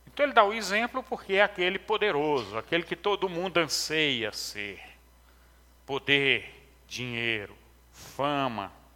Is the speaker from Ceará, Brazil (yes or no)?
yes; interior of Ceará, Brazil; Quando eu era menino pequeno, lá no, no interior do Ceará, é, sou cearense